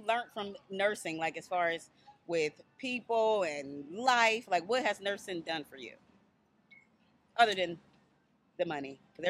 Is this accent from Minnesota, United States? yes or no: no; Dayton, Ohio, United States; I'm from Dayton, Ohio, so it was either black people or it was white people, period.